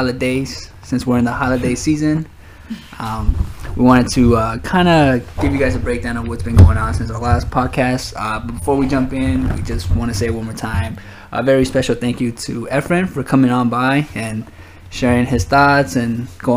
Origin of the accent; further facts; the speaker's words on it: the Bay Area, California, United States; I'm like from the Bay